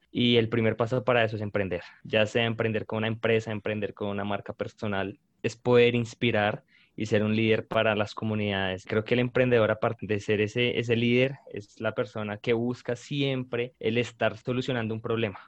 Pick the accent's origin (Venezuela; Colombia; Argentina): Colombia; Bogotá; soy de Bogotá, Colombia